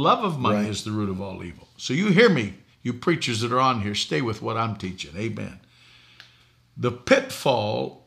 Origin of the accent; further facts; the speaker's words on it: Boston, Massachusetts, United States; I grew up in Boston